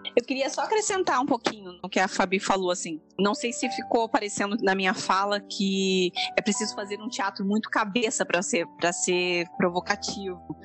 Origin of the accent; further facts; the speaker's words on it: interior of São Paulo, Brazil; also born or lived in Minas Gerais; eu sou mineira, mas cresci no interior de São Paulo